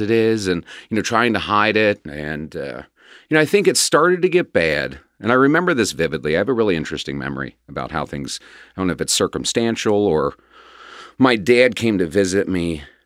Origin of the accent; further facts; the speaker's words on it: Cincinnati, Ohio, United States; also born or lived in Quantico, Virginia; I was pretty much raised here in Cincinnati.